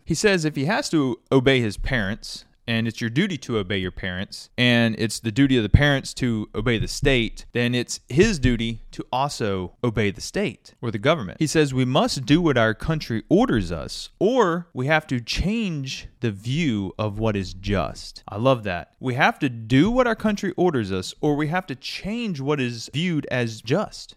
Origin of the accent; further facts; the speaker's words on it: United States; as an American, I've grown up with that kind of more American attitude